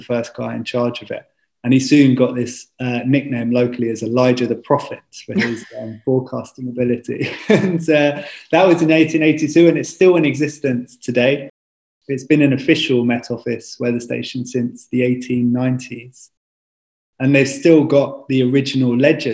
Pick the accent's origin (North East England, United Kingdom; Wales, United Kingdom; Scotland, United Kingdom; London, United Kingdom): London, United Kingdom; I grew up in North London